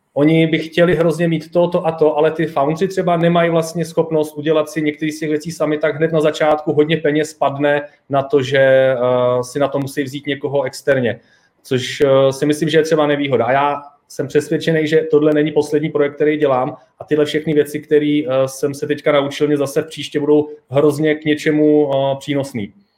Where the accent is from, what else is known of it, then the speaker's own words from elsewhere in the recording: Czechia; now in Prague, Czech Republic; já jsem se odstěhoval z Hradce, odkud jsem, do Prahy